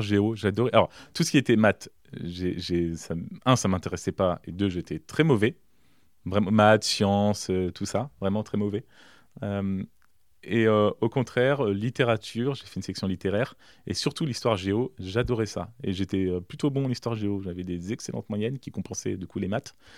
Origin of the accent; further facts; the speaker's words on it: Villedieu-sur-Indre, Centre-Val de Loire, France; also born or lived in south of France; j'ai grandi à Villedieu